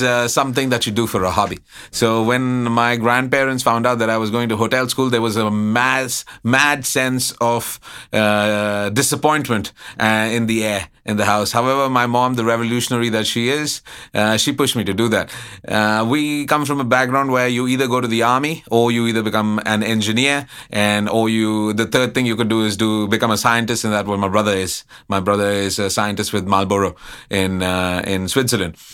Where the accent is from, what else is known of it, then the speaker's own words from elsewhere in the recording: Allahabad, Uttar Pradesh, India; also born or lived in Karnataka; now in Bangkok, Thailand; growing up in Allahabad